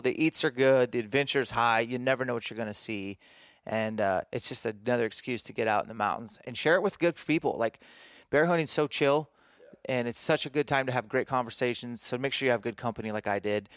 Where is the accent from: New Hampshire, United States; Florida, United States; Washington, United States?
Washington, United States; Greenacres; a little mini camp here in my hometown, Grin Acres, Washington.